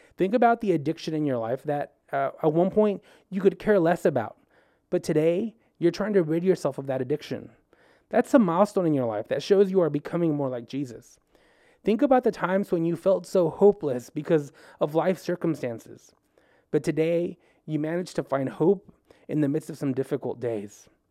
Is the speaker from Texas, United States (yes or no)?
yes; El Paso, Texas, United States; now in Baton Rouge, United States; I'm originally from El Paso, Texas